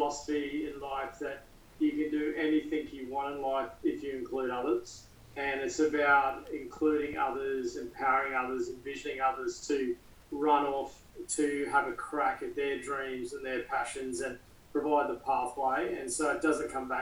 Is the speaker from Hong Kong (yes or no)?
no; Queensland, Australia; As a Queenslander